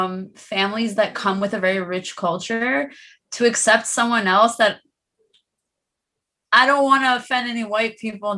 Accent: Iran; I think a lot of Persian girls do get that people think that we're Indian a lot of the time.

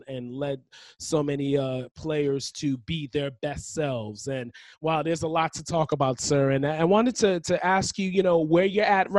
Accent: New York City, New York, United States; also born or lived in Manhattan; I'm a native New Yorker myself. I was born in Manhattan, raised in Queens

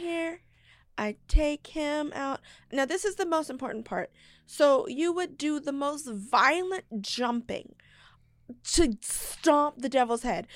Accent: Texas, United States; I'm from Texas

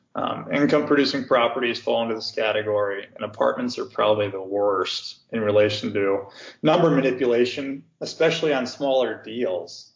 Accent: Cincinnati, Ohio, United States; moved away as an adult; also born or lived in California / St. Louis, Missouri; now in Chicago, United States; where I was born and raised in, in Cincinnati, Ohio

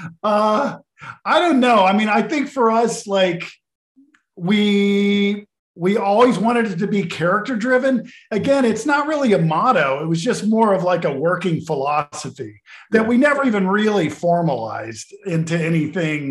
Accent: Arkansas, United States; I'm from Arkansas

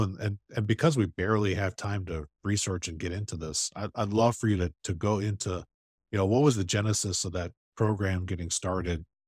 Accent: Chicago, Illinois, United States; I grew up in Chicago

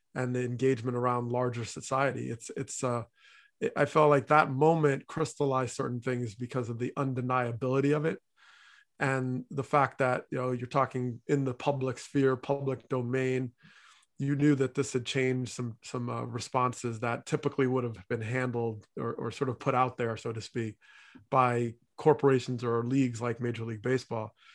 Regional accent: New Jersey, United States; moved away; also born or lived in Hartford, Connecticut; growing up in New Jersey

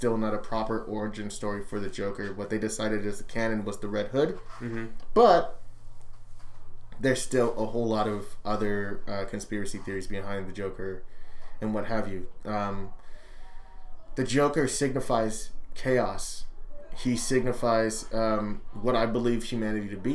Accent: Anaheim, California, United States; I'm from Anaheim

